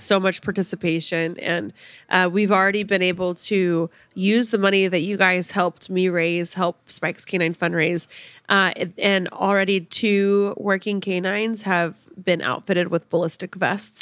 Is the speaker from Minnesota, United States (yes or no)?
no; Sapulpa, Oklahoma, United States; moved away; Sepulpa, actually, my hometown